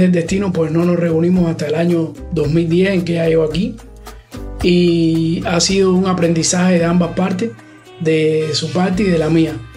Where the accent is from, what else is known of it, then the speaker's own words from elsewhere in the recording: Cuba; moved away as an adult; yo me fui de Cuba